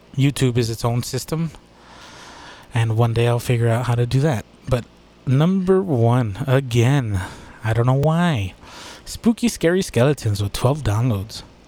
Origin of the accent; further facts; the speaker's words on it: United States; I'm from the United States